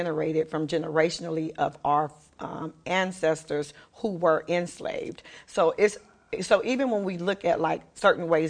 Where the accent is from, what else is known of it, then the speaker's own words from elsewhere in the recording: Little Rock, Arkansas, United States; now in Los Angeles, United States; I'm from Little Rock, Arkansas